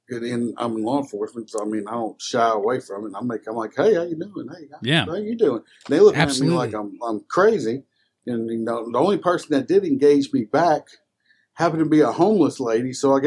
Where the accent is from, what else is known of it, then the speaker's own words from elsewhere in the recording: South Louisiana, United States; accent: country; I'm from South Louisiana. South Louisiana. If anybody hears kind of the country accent, I don't hear it. Everybody else says I have it